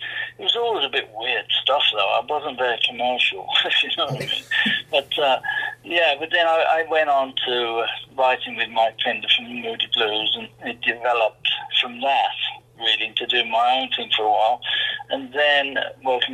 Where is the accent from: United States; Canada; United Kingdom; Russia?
United Kingdom; Birmingham, West Midlands; moved away as an adult; also born or lived in London; Birmingham, my hometown.